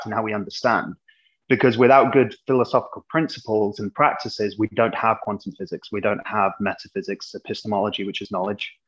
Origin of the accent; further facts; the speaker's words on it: England, United Kingdom; moved away as an adult; now in United States; I'm an Englishman, as anyone can hear